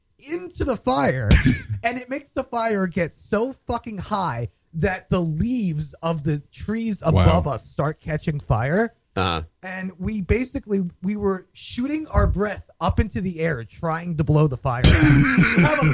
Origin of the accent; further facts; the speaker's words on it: Edison, New Jersey, United States; Basically, because I'm from Edison, New Jersey.